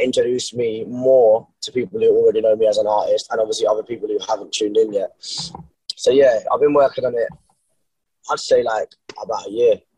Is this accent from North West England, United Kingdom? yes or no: no; Brighton, South East England, United Kingdom; born or raised there